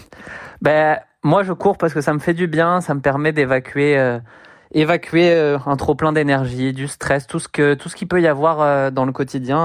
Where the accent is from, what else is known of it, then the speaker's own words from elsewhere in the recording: Le Havre, Normandy, France; moved away as an adult; Je viens du Havre, en Normandie